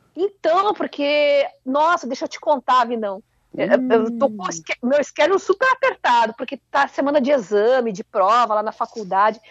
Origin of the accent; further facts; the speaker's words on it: Curitiba, Paraná, Brazil; Eu, como boa curitibana